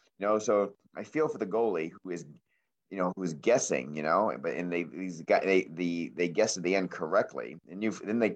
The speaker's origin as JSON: {"language": "English", "region": "Maine", "country": "United States", "tie": "born or raised there", "said": "growing up in Maine"}